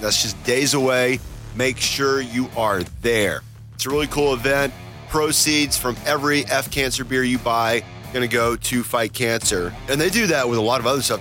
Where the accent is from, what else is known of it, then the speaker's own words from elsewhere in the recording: North Georgia, United States; I grew up in North Georgia